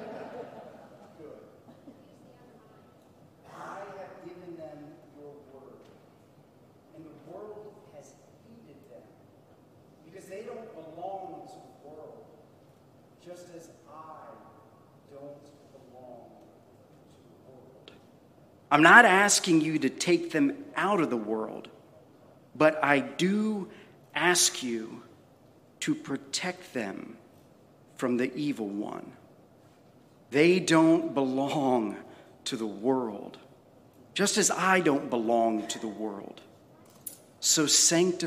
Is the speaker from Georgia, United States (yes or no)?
no; Florida, United States; now in Memphis, United States; growing up in Florida